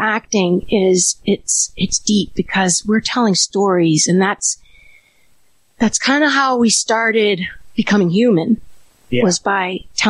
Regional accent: Illinois, United States; Outside Chicago.

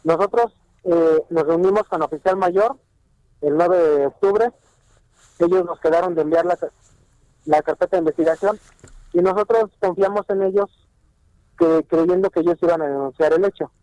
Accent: Mexico; nosotros tenemos como mexicanos

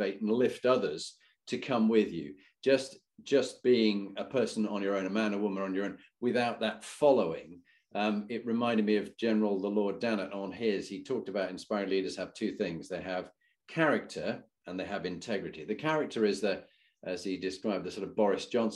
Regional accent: Halifax, Yorkshire and the Humber, United Kingdom; also born or lived in Scarborough; I was born in Scarborough, brought up in Halifax

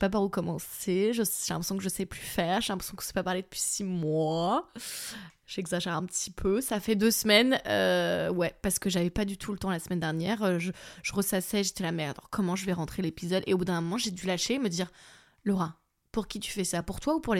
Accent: southern France, France; accent: southern French; l'accent du sud, bordel si je dois mettre un euro dans une tirelire pour, euh, pour toutes les fois où je parle avec un accent du sud

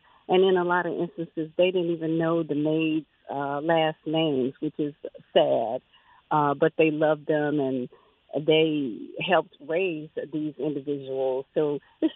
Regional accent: Mississippi, United States; growing up in Mississippi

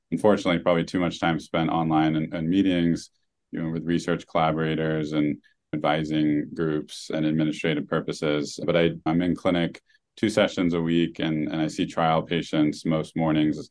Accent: Oregon, United States; moved away; the town I grew up in in Oregon

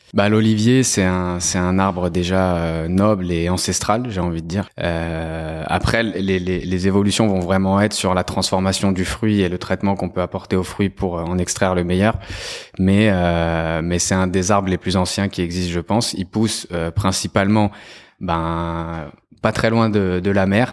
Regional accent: Lyon, Auvergne-Rhône-Alpes, France; je suis lyonnais d'origine italienne

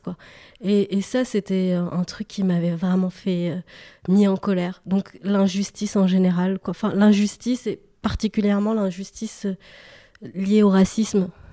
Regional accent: Paris, Île-de-France, France; j'ai grandi à Paris une partie de, mon enfance, et puis à l'adolescence, j'ai déménagé en banlieue.

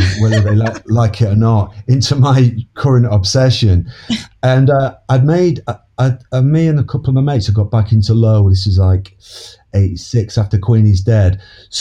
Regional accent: Manchester, North West England, United Kingdom; that exploded right in my hometown

